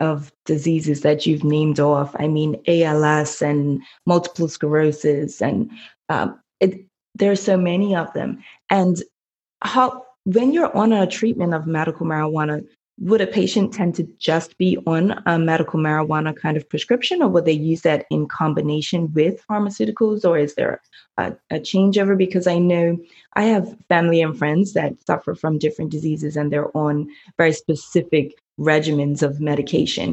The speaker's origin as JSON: {"language": "English", "country": "Bermuda", "said": "I'm from Bermuda"}